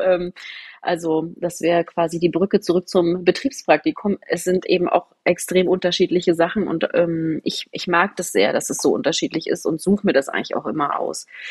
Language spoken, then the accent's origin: German; Potsdam, Brandenburg, Germany; Ich bin in Potsdam groß geworden